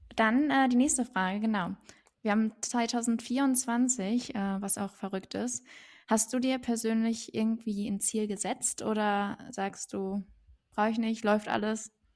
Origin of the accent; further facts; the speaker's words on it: Germany; ich bin in Deutschland geboren